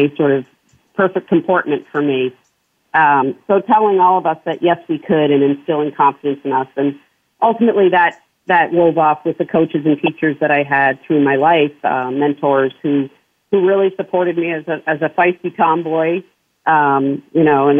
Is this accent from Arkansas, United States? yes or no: no; New Hampshire, United States; I grew up in small town New Hampshire on a farm